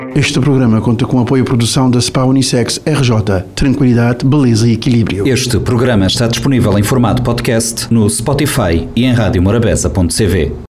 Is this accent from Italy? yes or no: no; Sal Island, Cape Verde; also born or lived in Portugal; now in São Vicente, Cape Verde; eu nasci aqui, mas cresci na Ilha do Sal